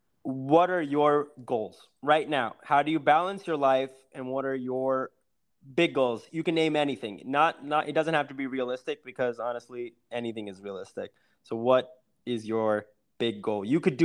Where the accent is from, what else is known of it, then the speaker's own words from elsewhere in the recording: India; I mean, being Indian is difficult.